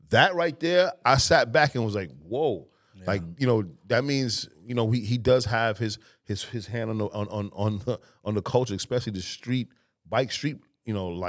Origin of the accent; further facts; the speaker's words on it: New York, United States; we come from New York